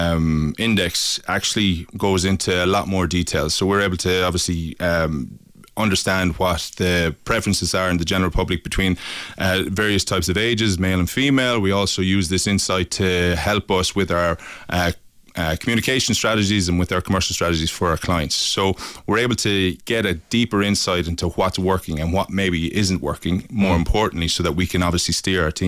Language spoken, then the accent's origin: English; Limerick, Munster, Ireland; I'm from Limerick originally